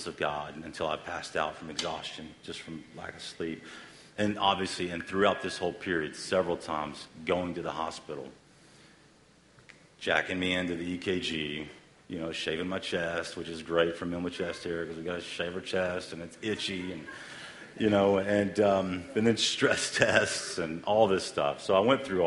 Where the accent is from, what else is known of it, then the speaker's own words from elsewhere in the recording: the South, United States; We're all from the South, so we all eat fried foods